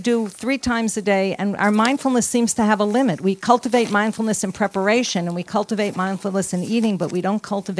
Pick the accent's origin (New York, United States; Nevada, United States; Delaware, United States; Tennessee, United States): New York, United States; now in California, United States; I'm from New York